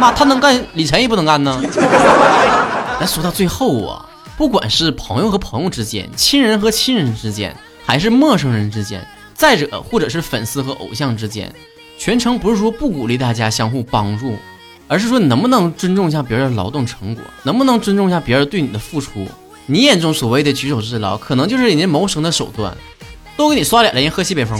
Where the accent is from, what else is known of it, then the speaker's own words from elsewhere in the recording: Northeast China, China; accent: Northeastern Mandarin (东北话); 我们这一期的东北话脱口秀到这结束了